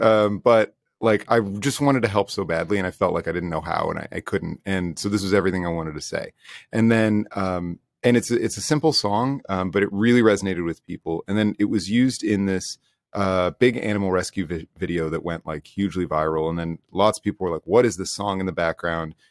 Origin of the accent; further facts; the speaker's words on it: United States; now in Toronto, Canada; I'm from the States